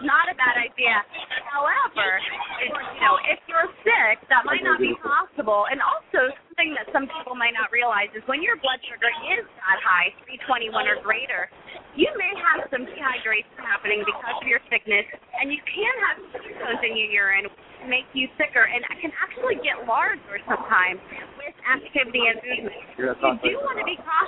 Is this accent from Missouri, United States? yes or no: no; Ohio, United States; I'm also from Ohio